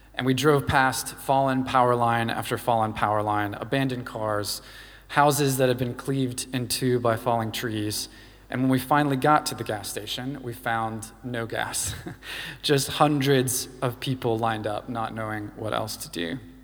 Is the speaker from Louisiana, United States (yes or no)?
yes; Louisiana, United States; now in United Kingdom; I grew up in the States in Louisiana